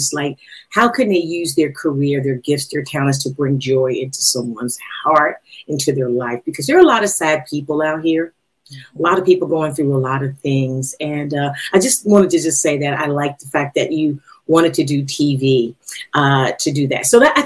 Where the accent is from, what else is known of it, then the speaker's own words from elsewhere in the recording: Philadelphia, Pennsylvania, United States; now in Atlanta, United States; I'm from Philadelphia